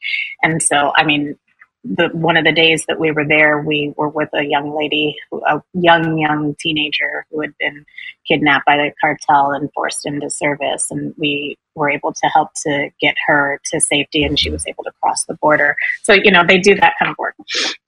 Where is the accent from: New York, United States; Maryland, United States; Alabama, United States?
New York, United States; New York City; we know how to do this, we're from New York City